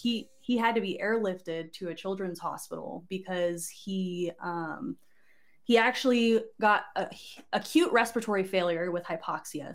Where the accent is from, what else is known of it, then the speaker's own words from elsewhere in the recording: Barstow, California, United States; moved away as an adult; also born or lived in Oregon; I was born in Oregon, but raised in Souther-, Southern California, if you know where Fort Irwin, California is.